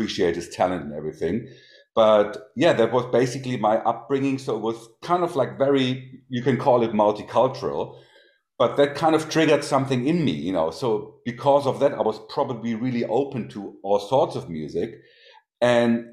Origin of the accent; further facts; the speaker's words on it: Hanover, Lower Saxony, Germany; also born or lived in Hagen; I was born in Hagen while he was practicing there. And then, you know, he moved around like a couple of spots and then finally, you know, settled down in Hanover. I think I was about probably 5-ish or 6-ish when we came here